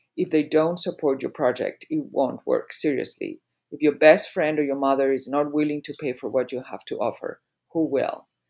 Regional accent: Madrid, Community of Madrid, Spain; moved away as an adult; also born or lived in England / New York / Greenwich / Palm Beach; now in Charleston, United States; I was born and raised in Madrid, Spain. I went to boarding school in England for five years and then back to Madrid

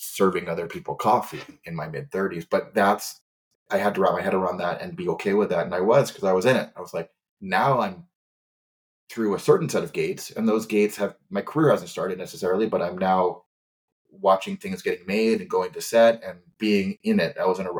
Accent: Kauai, Hawaii, United States; moved away as an adult; now in Los Angeles, United States; I was from Kauai, small island, knew nobody.

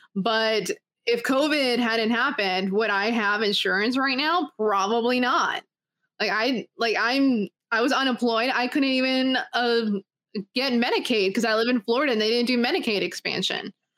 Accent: Canada; I was born in Canada

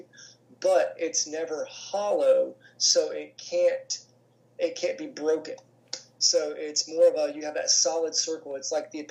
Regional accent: Chicago, Illinois, United States; now in Florida, United States; being back in what I consider my hometown

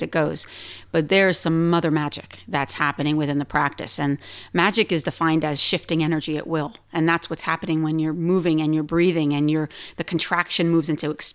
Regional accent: New Jersey, United States; moved away; also born or lived in New York City; I grew up in New Jersey, moved to New York City

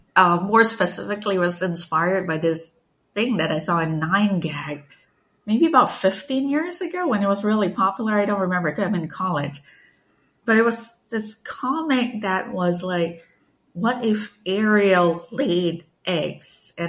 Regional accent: Malaysia; I grew up in Malaysia. It was a really, was and still is really a multicultural country. I grew up with stories and legends from like Chinese communities, Malay communities, indigenous communities, everything.

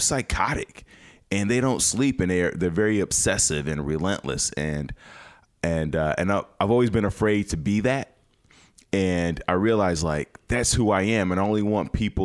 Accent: Chicago, Illinois, United States; now in Los Angeles, United States; I'm from Chicago. Chicago is one of the greatest cities in the world.

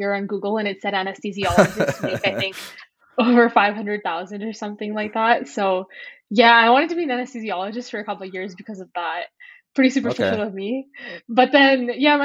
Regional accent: Edmonton, Alberta, Canada; also born or lived in Ontario; I was born in Ontario, and then we moved to Alberta when I was pretty young. So I've grown up in Edmonton.

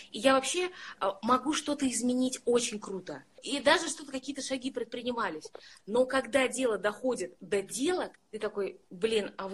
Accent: Ufa, Bashkortostan, Russia; я из Уфы. Ну, это прекрасный город, а, где живут прекрасные люди

